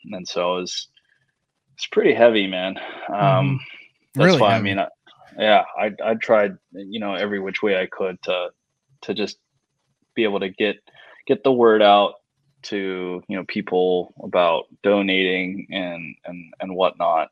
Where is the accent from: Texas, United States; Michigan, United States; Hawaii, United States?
Hawaii, United States; Oahu; I grew up on Oahu